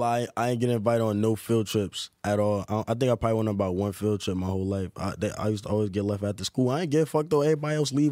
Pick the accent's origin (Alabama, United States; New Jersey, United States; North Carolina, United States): New Jersey, United States; Newark; growing up in Newark was fun